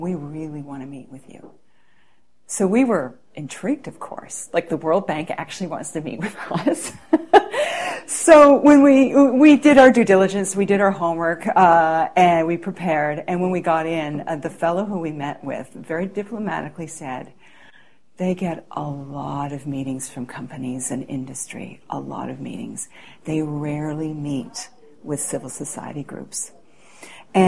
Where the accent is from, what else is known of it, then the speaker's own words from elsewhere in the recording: Canada; I was asked as a Canadian